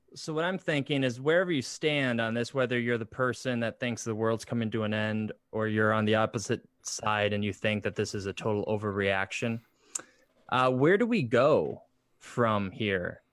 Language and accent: English; Michigan, United States; now in Indiana, United States; we're actually from Michigan.